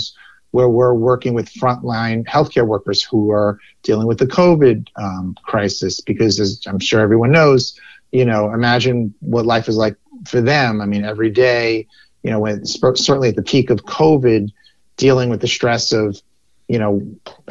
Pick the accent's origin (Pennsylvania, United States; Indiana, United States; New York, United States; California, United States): New York, United States; New York City; I am a lifelong New Yorker, born in Brooklyn, still live in New York City